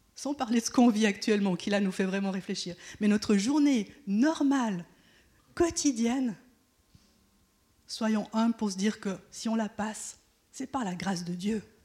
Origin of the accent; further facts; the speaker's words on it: Switzerland; je suis né en Suisse et c'est mon pays, je le connais.